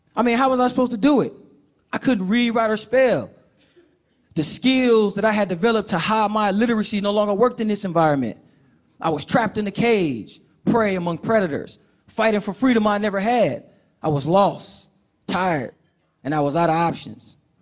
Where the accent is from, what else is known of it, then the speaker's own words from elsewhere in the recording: Oakland, California, United States; I grew up in Oakland, California, with my mother